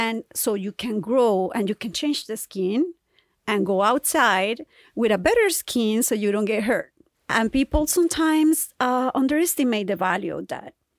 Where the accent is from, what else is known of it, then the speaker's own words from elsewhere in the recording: Colombia; moved away; I'm from Colombia, so I speak Spanish